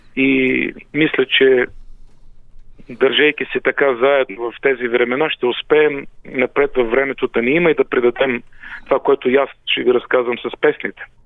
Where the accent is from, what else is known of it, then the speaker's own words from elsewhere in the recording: Pirin region, Bulgaria; Аз все пак съм от Пиринския край